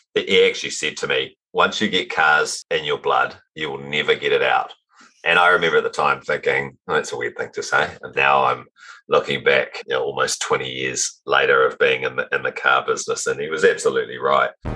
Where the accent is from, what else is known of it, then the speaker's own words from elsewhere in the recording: Auckland, New Zealand; Auckland, New Zealand uh, is, uh, is, where I, I, started my journey